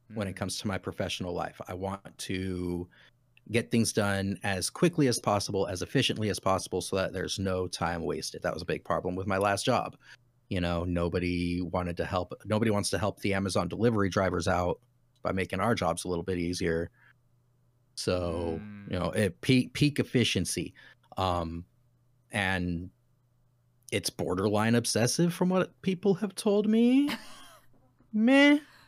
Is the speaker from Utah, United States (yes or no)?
yes; Utah, United States; So originally, I am from Utah.